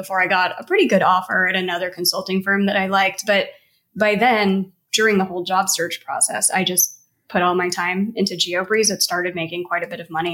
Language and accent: English; Missouri, United States; I grew up in Missouri